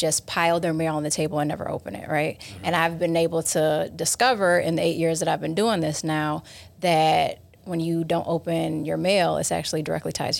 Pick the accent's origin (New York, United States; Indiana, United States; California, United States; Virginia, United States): New York, United States; Rochester; I'm from Rochester, New York, so about an hour away from here.